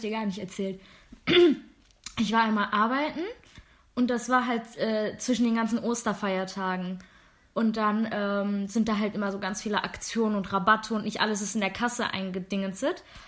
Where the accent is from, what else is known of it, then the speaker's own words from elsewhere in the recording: Germany; accent: accent-free German; Ja, aus Deutschland.